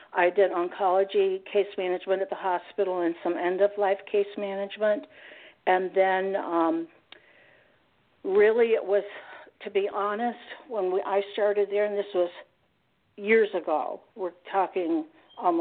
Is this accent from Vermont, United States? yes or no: yes; Vermont, United States; I came from Vermont